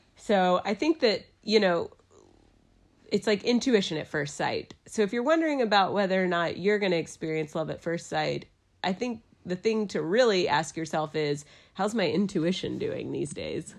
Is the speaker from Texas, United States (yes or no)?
yes; Dallas, Texas, United States; moved away as an adult; also born or lived in New York City; now in Asheville, United States; I'm from Dallas, Texas. I moved to Asheville, North Carolina in two thousand two for college.